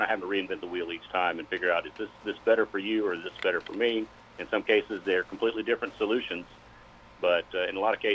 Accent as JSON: {"language": "English", "town": "Atlanta", "region": "Georgia", "country": "United States", "tie": "born or raised there", "lives_now": "Griffin, United States", "said": "as I was growing up in the Atlanta area"}